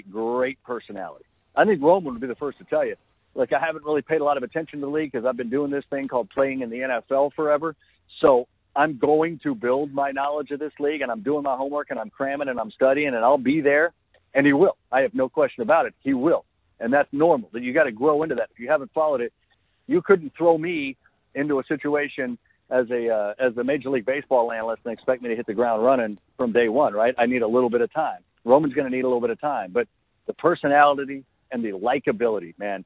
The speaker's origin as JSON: {"language": "English", "region": "Oklahoma", "country": "United States", "said": "my home state"}